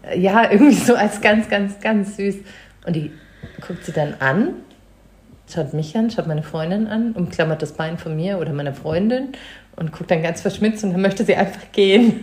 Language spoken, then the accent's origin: German; Munich, Bavaria, Germany; Ich bin in München geboren